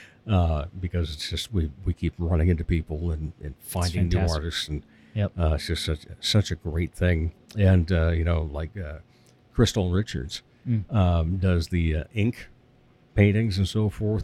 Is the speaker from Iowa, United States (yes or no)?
yes; Rock Rapids, Iowa, United States; now in Sioux Falls, United States; I grew up down in Rock Rapids